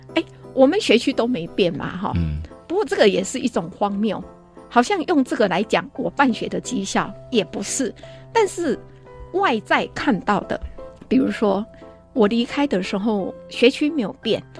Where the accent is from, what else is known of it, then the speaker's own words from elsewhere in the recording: Shulin, New Taipei, Taiwan; 这是我的家乡